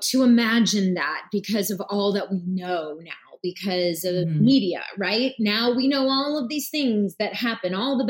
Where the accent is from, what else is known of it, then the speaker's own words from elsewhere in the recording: Blackshear, Georgia, United States; I was born in Blackshear, Georgia. And it's a really small town about 40 minutes north of the Florida line. Real, real, real country, real south. Everybody knows everyone.